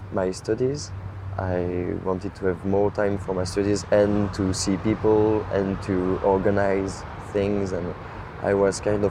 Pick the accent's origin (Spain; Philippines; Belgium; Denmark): Belgium; Brussels, Brussels-Capital Region; I come from Brussels